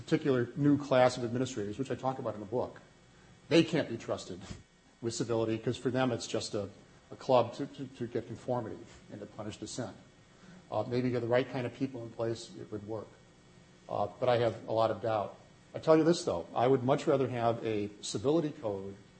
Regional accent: Wisconsin, United States; I'm from Wisconsin

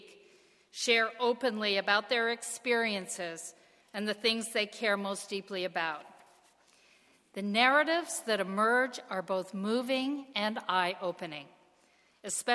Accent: Canada; now in United States; as a Canadian

